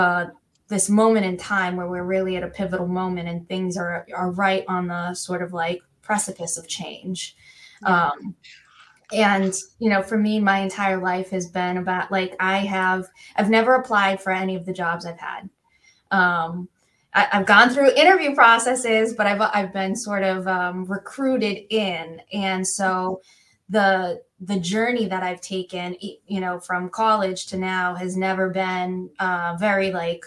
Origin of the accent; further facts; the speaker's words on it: Worcester, Massachusetts, United States; I am born and bred in Worcester.